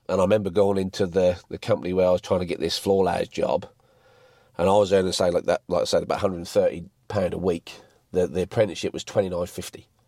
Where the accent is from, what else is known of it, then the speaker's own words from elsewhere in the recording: England, United Kingdom; now in Mount Gambier, Australia; best export or import from England to Mount Gambier. So, I've lived here, what, 14 years now